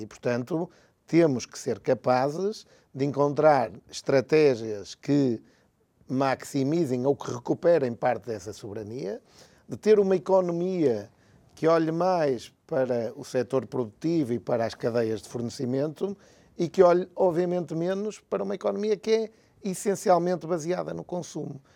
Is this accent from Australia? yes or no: no; Porto, Norte, Portugal; eu sou do Porto